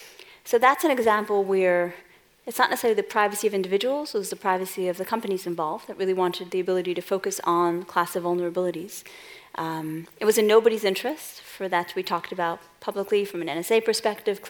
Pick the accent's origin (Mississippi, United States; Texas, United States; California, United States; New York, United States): New York, United States; New York City; moved away; folks may not have picked up from my accent, I'm originally from Brooklyn